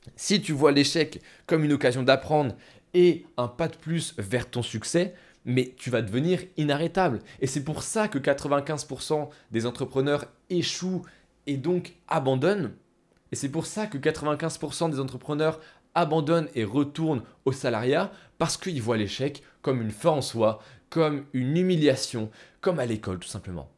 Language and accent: French; France; Nous, en tant que Français, on a été à l'école